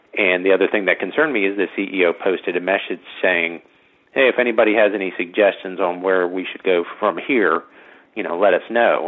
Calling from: Virginia, United States; I'm calling from Virginia

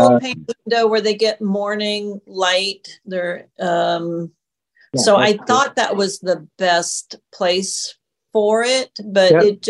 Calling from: Tucson, Arizona, United States; from Tucson.

